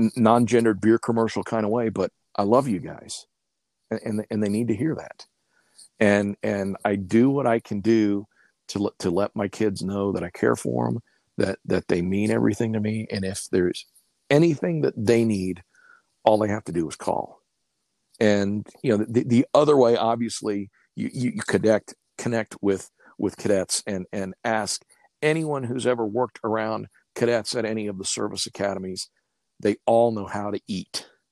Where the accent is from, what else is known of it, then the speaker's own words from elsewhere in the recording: Stillwater, Oklahoma, United States; moved away as an adult; now in Colorado Springs, United States; Ponca City, Oklahoma, just north of my hometown